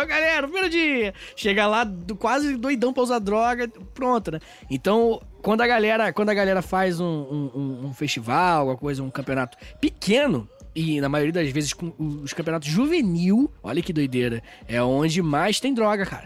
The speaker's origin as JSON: {"language": "Portuguese", "country": "Brazil", "said": "a gente é brasileiro"}